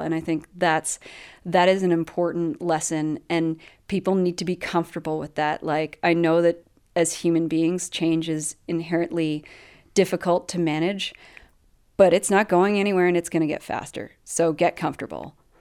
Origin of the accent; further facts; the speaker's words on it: Canada; also born or lived in British Columbia; as a Canadian